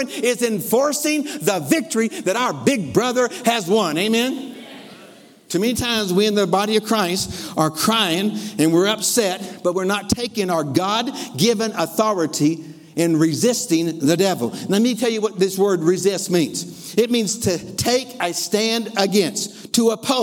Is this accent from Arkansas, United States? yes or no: yes; Lower Arkansas, United States; I grew up in L.A., Lower Arkansas. I grew up in Arkansas